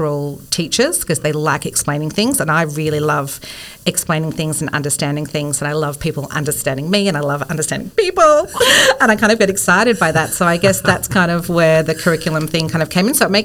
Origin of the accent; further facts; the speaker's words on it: Bendigo, Victoria, Australia; also born or lived in Melbourne; I grew up in Bendigo, but moved